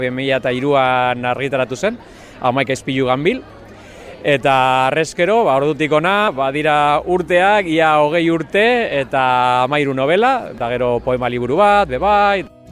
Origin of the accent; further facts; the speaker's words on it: Mundaka, Basque Country, Spain; also born or lived in Bilbao; mundakarra nahi. Historia luzia da, nungo nese eh, Bilbon jaioa, baina bueno, ni mundakartzateko te neure burue